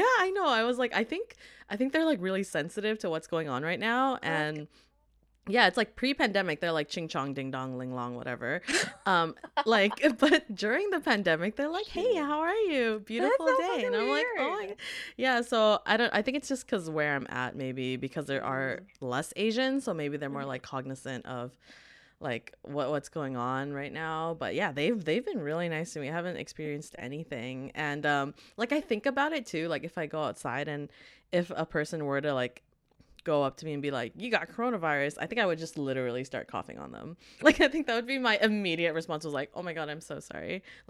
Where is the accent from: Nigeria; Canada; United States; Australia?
Canada; Vancouver, British Columbia; we're from Vancouver, we're kind of the majority